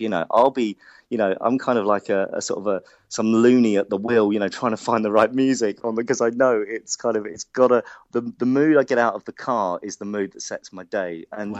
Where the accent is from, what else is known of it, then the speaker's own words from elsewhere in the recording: London, United Kingdom; accent: Hackney; my Hackney accent